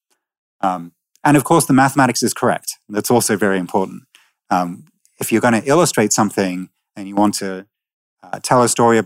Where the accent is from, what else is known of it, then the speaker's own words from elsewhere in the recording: Manchester, North West England, United Kingdom; I grew up in Manchester